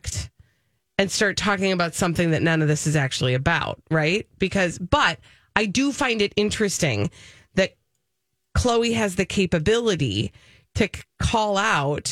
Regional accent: Minnesota, United States; as a Minnesotan

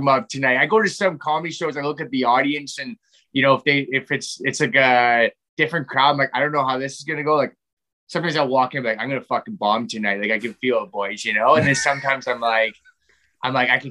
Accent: Canada; being Canadian, I haven't really left, like, the country very much.

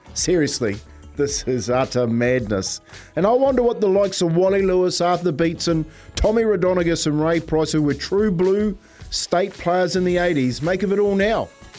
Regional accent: Waitara, Taranaki, New Zealand; moved away as an adult; also born or lived in England; my hometown in Waitara.

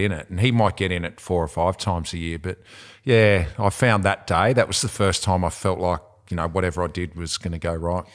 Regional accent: Devonport, Tasmania, Australia; I'm from Devonport

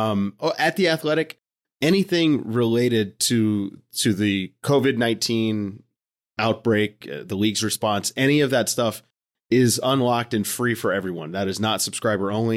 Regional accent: Virginia, United States; growing up in Virginia as a basketball player

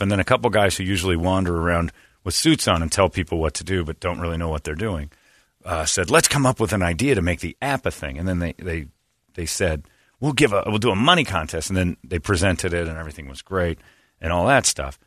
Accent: Indiana, United States; moved away; my home state

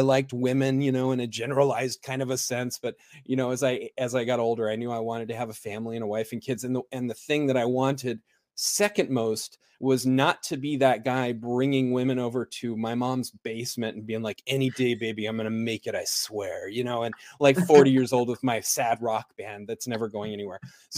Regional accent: California, United States; also born or lived in South America; I live in the metropolis of Idaho. I grew up in California. I lived there most of my formative years

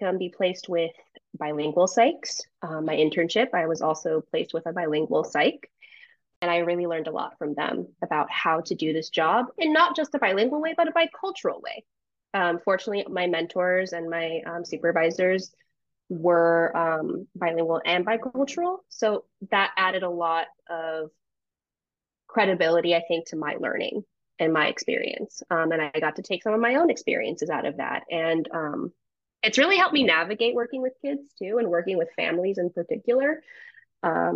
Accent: United States; I was born in the United States

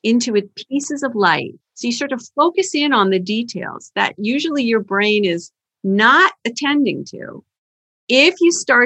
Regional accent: Canada; now in Boston, United States; I'm from Canada originally, I learned to drive in the ice and snow

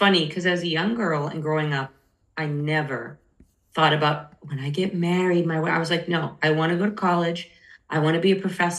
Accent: Massachusetts, United States; now in San Diego, United States; I'm stuck in San Diego. I want to move back. I'm from Massachusetts.

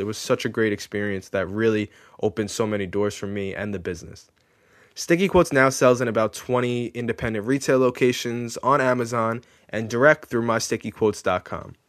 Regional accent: Long Island, New York, United States; I was born and raised on Long Island

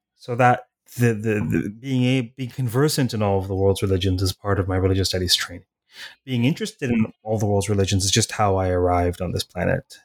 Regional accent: Toronto, Ontario, Canada; I was raised in Toronto

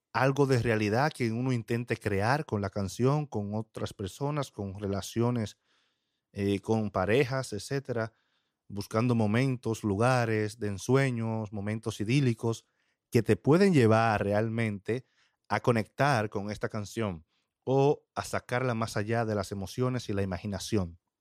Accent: Dominican Republic; en mi país, RD

